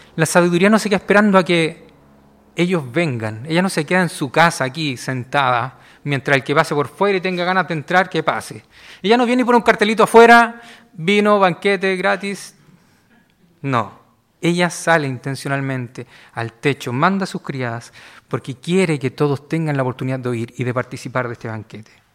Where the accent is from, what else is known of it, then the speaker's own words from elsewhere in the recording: Valparaíso, Chile; Yo soy de Valparaíso